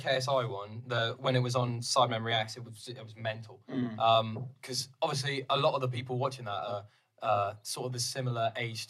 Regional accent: Devon, South West England, United Kingdom; I'm from Devon

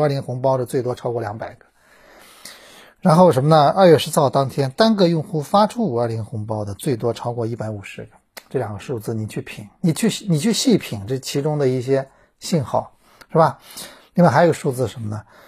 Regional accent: China; 我中国人

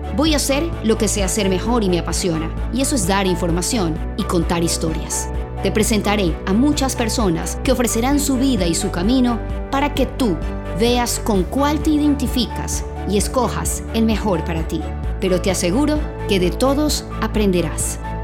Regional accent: Guayaquil, Guayas, Ecuador; soy guayaquileña

